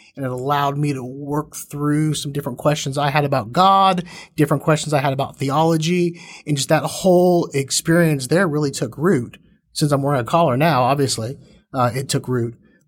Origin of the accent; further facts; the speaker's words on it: Fort Worth, Texas, United States; also born or lived in Baton Rouge, Louisiana / Longmeadow, Massachusetts / Austin, Texas; Then from there to Austin. And then from there to Fort Worth. And so Fort Worth, I made it here about fourth grade and then have been here ever since.